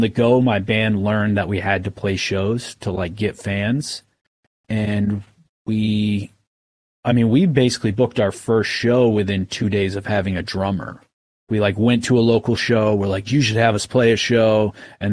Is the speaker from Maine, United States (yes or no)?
yes; Maine, United States; also born or lived in Oklahoma; we're from Maine.